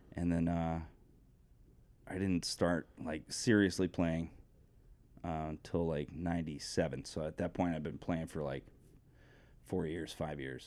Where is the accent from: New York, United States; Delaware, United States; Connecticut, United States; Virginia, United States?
Connecticut, United States; Coventry; I grew up in Coventry, Connecticut.